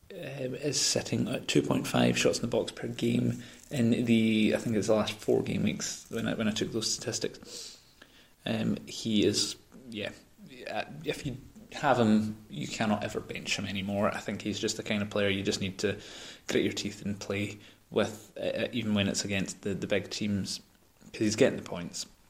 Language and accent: English; Scotland, United Kingdom; I say that as a Scotsman